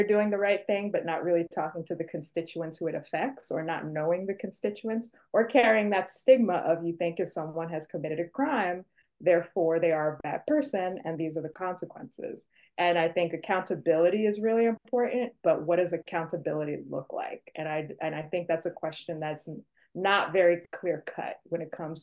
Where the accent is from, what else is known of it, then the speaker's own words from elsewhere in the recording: New York City, New York, United States; I'm from New York City specifically